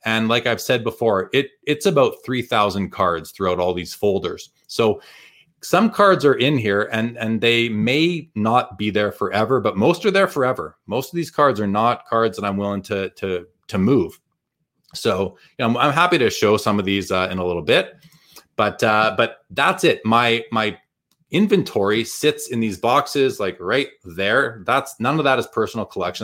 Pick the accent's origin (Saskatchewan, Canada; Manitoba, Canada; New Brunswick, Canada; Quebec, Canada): Manitoba, Canada; Winnipeg; growing up in Winnipeg